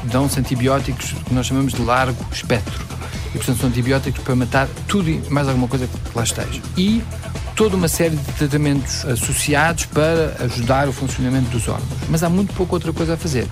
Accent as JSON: {"language": "Portuguese", "country": "Belgium", "tie": "born or raised there", "also_born_or_lived": "Boston, United States", "moved": "as an adult", "said": "como nasci na Bélgica, ele tornou-se belga, eu tornei-me belga"}